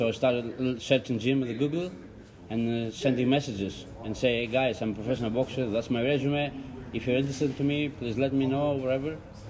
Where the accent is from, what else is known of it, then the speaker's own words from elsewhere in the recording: Greece; moved away as an adult; also born or lived in Whittier, California; Yes, I'm originally from Greece.